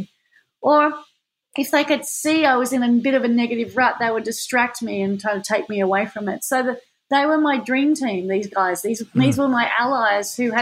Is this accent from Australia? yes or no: yes; Manly, New South Wales, Australia; when I was growing up in Manly